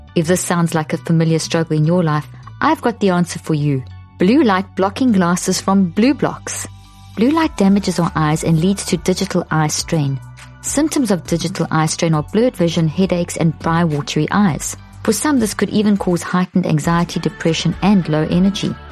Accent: South Africa; also born or lived in Zimbabwe / America; now in United States; I'm Irish Italian background, born in Zimbabwe, grew up in South Africa

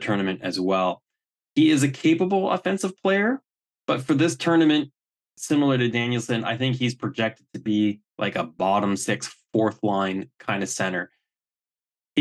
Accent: Canada; I'm Canadian.

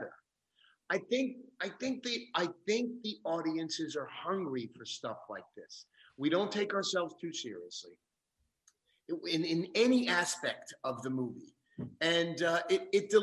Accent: New York City, New York, United States; I was born in the Bronx. I come from a rough background

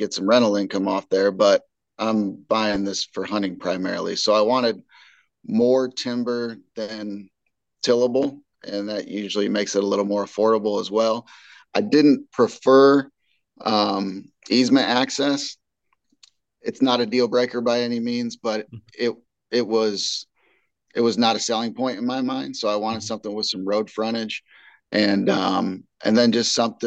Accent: Indiana, United States; moved away as an adult; now in St. Louis, United States; I'm from Indiana, and you know, family and friends that I grew up hunting with and stuff still live in Indiana

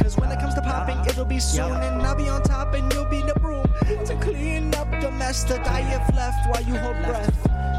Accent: Indiana, United States; But I'm from Indiana. You know what I'm saying?

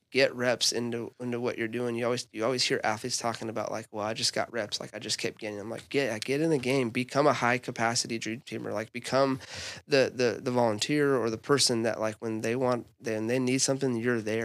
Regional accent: Albuquerque, New Mexico, United States; now in Tulsa, United States; I was born and raised in Albuquerque, grew up in a church.

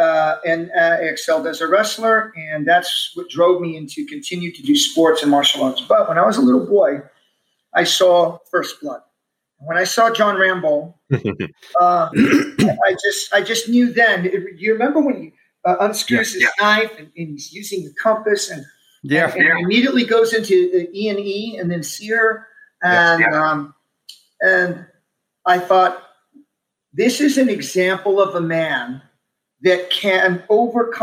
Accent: Omaha, Nebraska, United States; also born or lived in Texas–Mexico border; we were raised in the Omaha Home for Boys

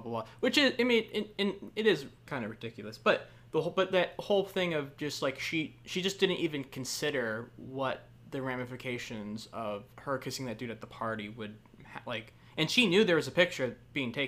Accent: Virginia, United States; growing up in Virginia

